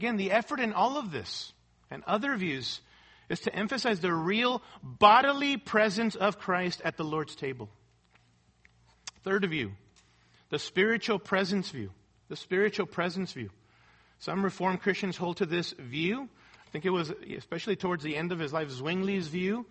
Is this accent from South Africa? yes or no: no; Mexico City, Mexico; moved away; I grew up in Mexico City, going to a Roman Catholic church and attending Mass and all